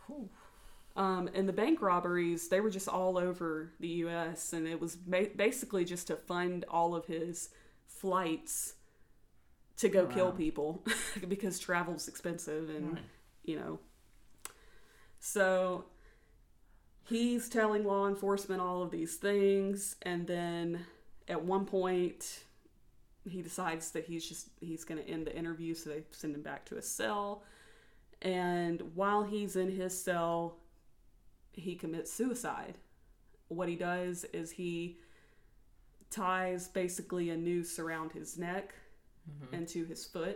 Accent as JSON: {"language": "English", "region": "the South", "country": "United States", "tie": "born or raised there", "said": "we were raised in the South"}